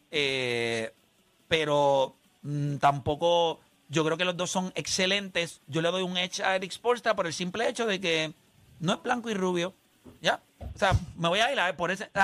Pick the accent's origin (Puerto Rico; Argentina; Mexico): Puerto Rico; San Juan; Yo tengo 62 años y soy de Puerta de Tierra.